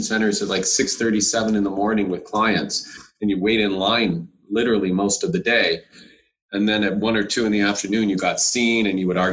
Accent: Windsor, Ontario, Canada; moved away as an adult; now in Toronto, Canada; I came from Windsor

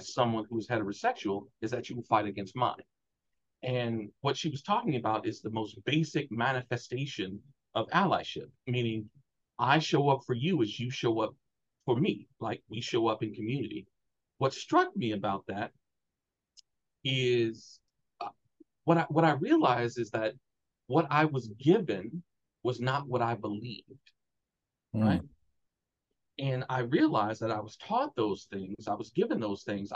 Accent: Chicago, Illinois, United States; I'm from Chicago, Black, working class

